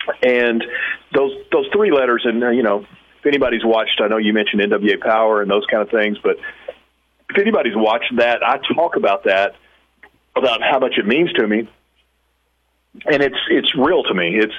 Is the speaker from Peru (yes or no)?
no; Pine Bluff, Arkansas, United States; I'm from Pine Bluff, Arkansas, so not too far, well, you know, relatively speaking, not too far from where you're at.